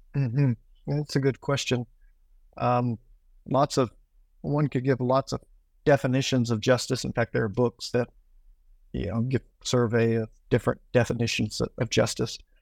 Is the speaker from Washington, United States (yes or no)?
no; Tennessee, United States; moved away as an adult; now in Accra, Ghana; I grew up in Tennessee